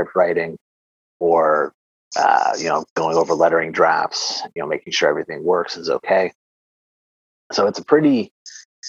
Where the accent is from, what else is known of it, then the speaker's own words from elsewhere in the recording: Canada; I'm Canadian